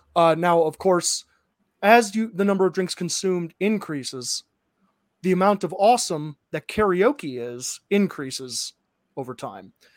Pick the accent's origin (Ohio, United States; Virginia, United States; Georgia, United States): Ohio, United States; i grew up in Ohio